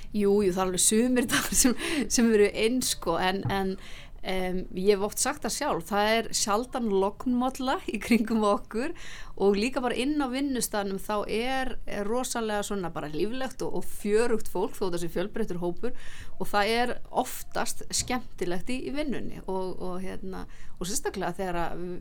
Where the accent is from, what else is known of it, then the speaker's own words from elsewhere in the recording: Akureyri, Northeastern Region, Iceland; now in Reykjavík, Iceland; ég er náttúrulega frá Akureyri og þó að ég sé búin að búa lengi enna hérna í, í bænum þá fer bara Akureyringurinn ekkert úr manni